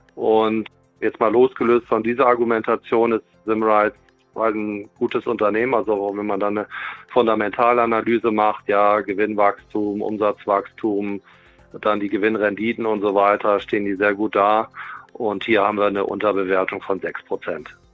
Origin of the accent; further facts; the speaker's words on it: Germany; als Deutsche